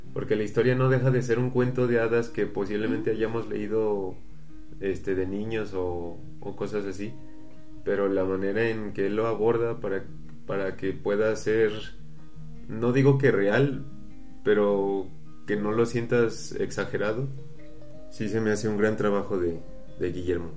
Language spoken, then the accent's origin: Spanish; Mexico; nuestro país